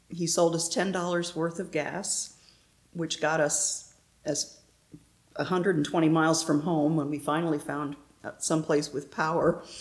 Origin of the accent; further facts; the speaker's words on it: Pennsylvania, United States; also born or lived in Northeast United States; now in Pensacola, United States; Well, I'm originally from Pennsylvania. My dad was Navy, so we lived mostly in the Northeast. And uh, we moved to Pensacola in 2004 to take care of my husband's parents who lived down here.